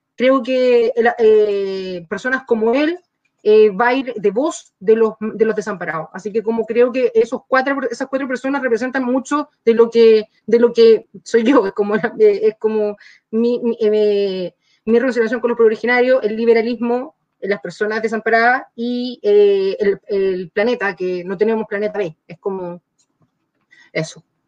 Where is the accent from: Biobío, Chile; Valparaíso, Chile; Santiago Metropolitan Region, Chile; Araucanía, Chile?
Araucanía, Chile; yo soy de la Araucanía